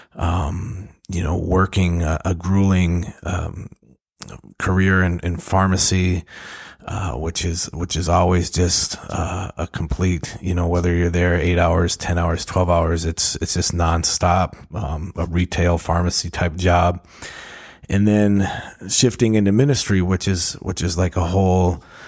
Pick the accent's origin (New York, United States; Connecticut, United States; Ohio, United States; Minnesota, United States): Minnesota, United States; Duluth; moved away; my hometown in Duluth, Minnesota